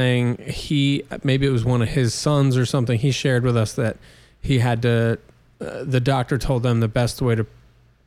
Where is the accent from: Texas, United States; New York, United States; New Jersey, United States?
New York, United States; Wallkill; born or raised there; moved away